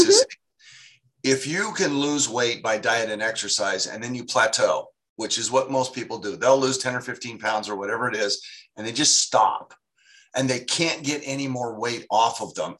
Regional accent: Sacramento, California, United States; here in my hometown in Sacramento

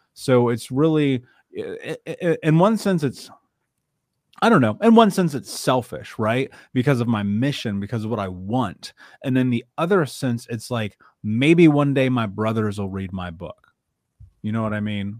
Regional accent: Indianapolis, Indiana, United States; I grew up in Indianapolis, in Indiana, in the middle of America

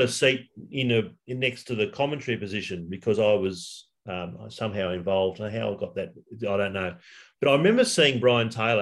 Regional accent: Sydney, New South Wales, Australia; also born or lived in Blue Mountains, New South Wales / Wagga Wagga; I basically grew up in the western suburbs of Sydney

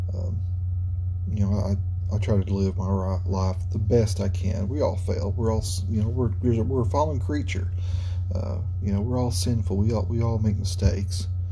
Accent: United States; as an American, a red blood American

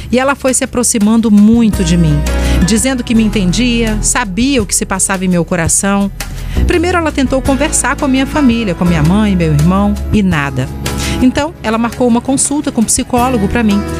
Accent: Vila Velha, Espírito Santo, Brazil; sou de Vila Velha.

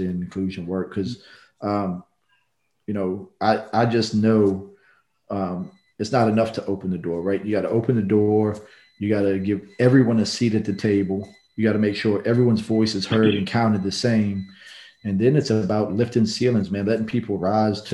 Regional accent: Norfolk, Virginia, United States; also born or lived in New Orleans, Louisiana; now in Houston, United States; I grew up in Norfolk, Virginia, in a diverse neighborhood

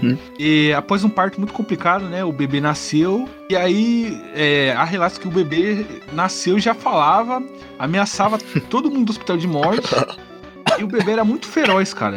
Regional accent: Santo André, São Paulo, Brazil; sou de Santo André, né, ABC Paulista

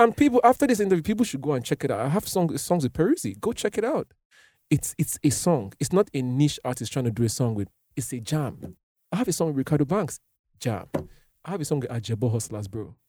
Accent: Nigeria

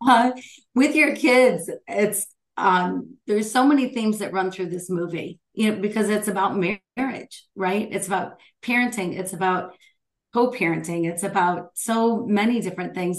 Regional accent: Michigan, United States; Michigan, my home state

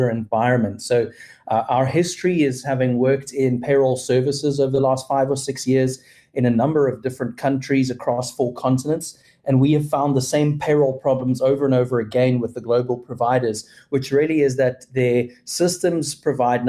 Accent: Cape Town, Western Cape, South Africa; moved away as an adult; now in Texas, United States; I'm originally from Cape Town, South Africa. I've been living in Texas now for about 5.5 years

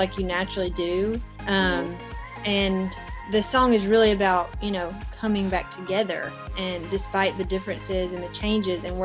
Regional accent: the South, United States; I grew up in the South, and that's just kind of who I am

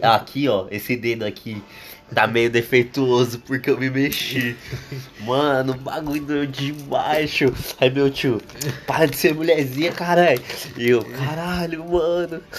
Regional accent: São Paulo, Brazil; Porque eu vivo há 18 anos no mesmo lugar sempre. E eu nunca saí de São Paulo também.

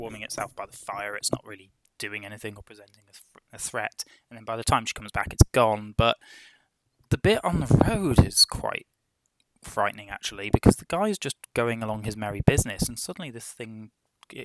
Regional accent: Midlands, United Kingdom; I'm from the Midlands, and oh god, the place is crawling with canals.

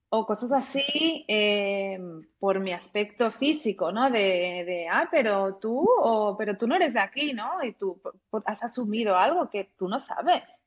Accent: Catalonia, Spain; moved away as an adult; now in Germany; yo nací crecí en España

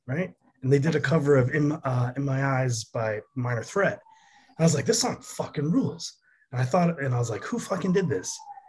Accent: Germany; also born or lived in Connecticut; now in New York, United States; No, I did not. I grew up in Germany and Connecticut.

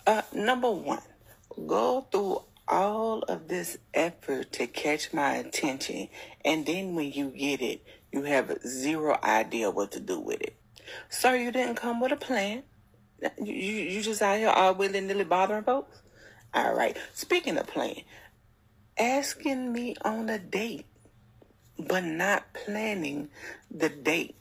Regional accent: Louisiana, United States; I'm from Louisiana

